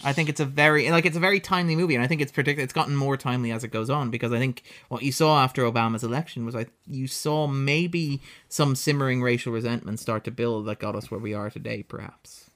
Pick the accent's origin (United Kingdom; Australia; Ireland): Ireland; as an Irish person